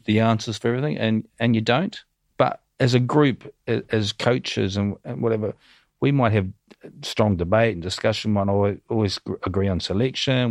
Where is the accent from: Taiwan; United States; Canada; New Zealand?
New Zealand; moved away as an adult; growing up in New Zealand, I came from a, a, a pretty humble background.